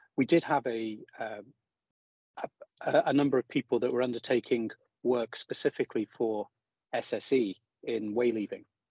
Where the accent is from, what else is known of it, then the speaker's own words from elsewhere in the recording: High Peak, East Midlands, United Kingdom; moved away as an adult; also born or lived in Aberdeen; now in Scotland, United Kingdom; close to where I grew up in the High Peak